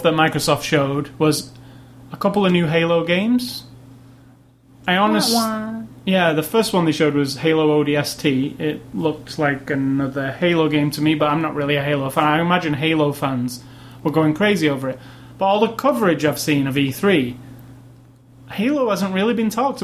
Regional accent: United Kingdom; I'm from Britain

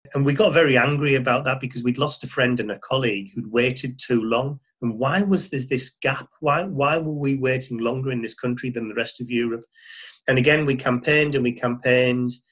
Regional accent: Middlesbrough, North East England, United Kingdom; I'm from the Northeast originally. I grew up in Middlesbrough

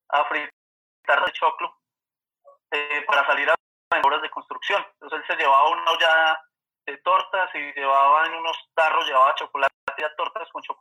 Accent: Manizales, Caldas, Colombia; born or raised there

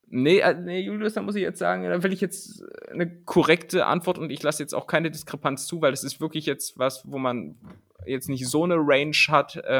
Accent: East Germany, Germany; Ich bin ja im Osten aufgewachsen.

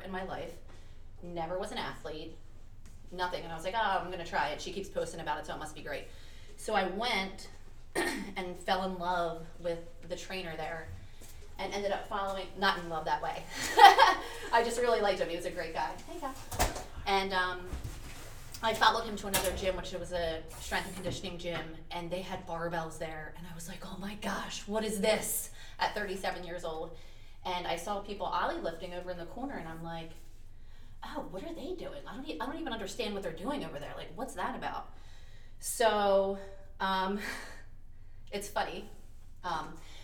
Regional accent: Philadelphia, Pennsylvania, United States; also born or lived in Delaware County, Pennsylvania; I'm very proud to be from Delco. I'm actually from Southwest Philly originally

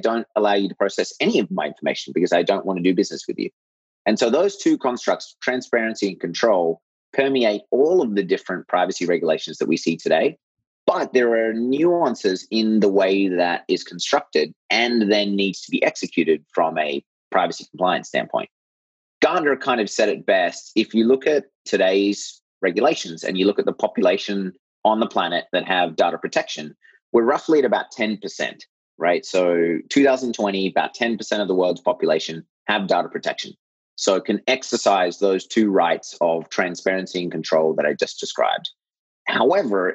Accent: Australia; moved away as an adult; also born or lived in United States / Europe / Japan; now in Bay Area, United States; I grew up in Australia

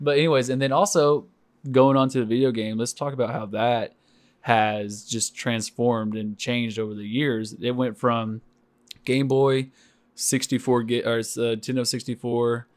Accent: Stilwell, Oklahoma, United States; growing up in Stillwell, Oklahoma

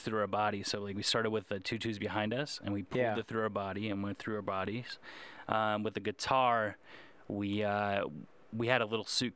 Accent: West Chester, Ohio, United States; moved away as an adult; also born or lived in Las Vegas; I grew up in Westchester. Not the same Westchester as you, but Westchester, Ohio

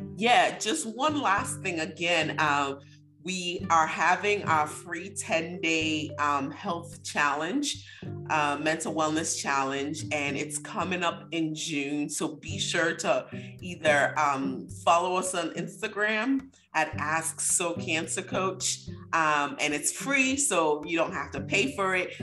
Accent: Nigeria; growing up in Nigeria, it's almost like we don't want to talk about anything bad

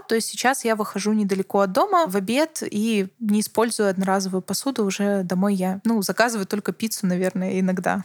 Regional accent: Baranovichi, Brest Region, Belarus; я родилась в Барановичах и жила в Барановичах

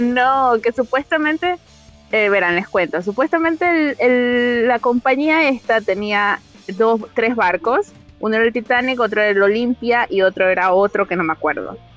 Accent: Machala, El Oro, Ecuador; moved away; yo nací en Machala

